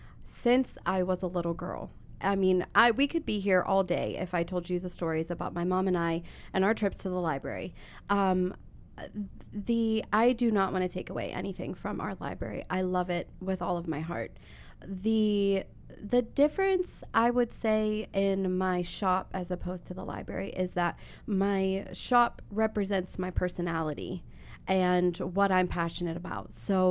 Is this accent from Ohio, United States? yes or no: yes; Columbus, Ohio, United States; also born or lived in South Dakota; since my mom and I moved here from South Dakota. And I'm not from South Dakota. I was born and raised in Columbus, but I've lived everywhere.